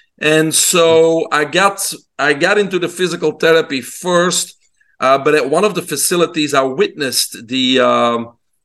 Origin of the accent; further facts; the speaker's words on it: Belgium; moved away; people can hear my accent. I'm originally from Belgium in Europe. I grew up in a single mom home